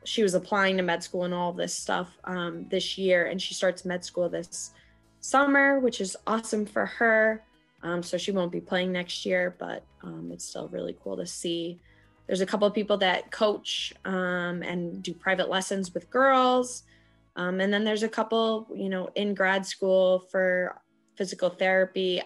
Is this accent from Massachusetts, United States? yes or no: yes; Boston, Massachusetts, United States; here in Boston